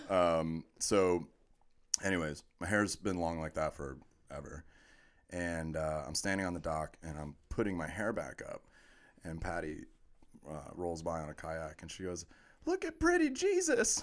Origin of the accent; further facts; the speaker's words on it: Orlando, Florida, United States; I was born and raised in Orlando.